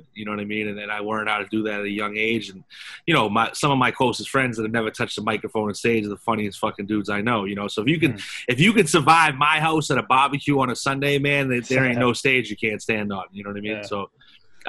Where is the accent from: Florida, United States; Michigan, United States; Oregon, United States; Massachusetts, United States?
Massachusetts, United States; Boston; growing up in Boston